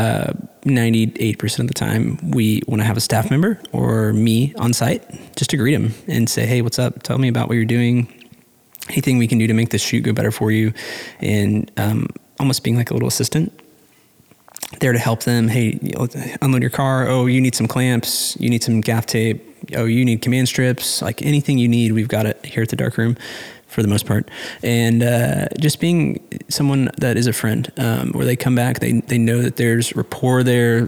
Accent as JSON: {"language": "English", "town": "Austin", "region": "Texas", "country": "United States", "tie": "born or raised there", "also_born_or_lived": "Arlington, Texas", "lives_now": "Fort Worth, United States", "said": "I grew up in Austin"}